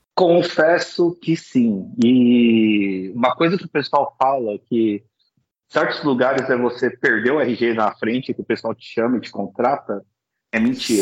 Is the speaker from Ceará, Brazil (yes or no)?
no; Osasco, São Paulo, Brazil; Eu sou chinês de Osasco